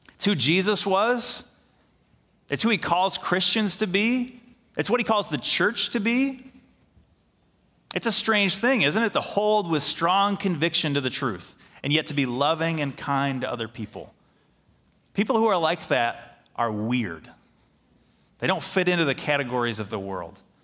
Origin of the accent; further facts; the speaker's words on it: Middleville, Michigan, United States; here in Middleville, our town, my hometown, I grew up here, went to high school here. I live here.